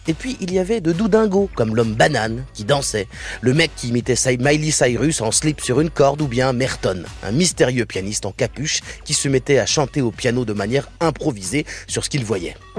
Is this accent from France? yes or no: yes; France; chez nous en France